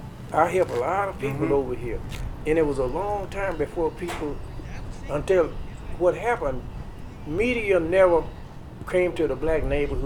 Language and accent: English; Arkansas, United States; now in Tucson, United States; I'm from Arkansas.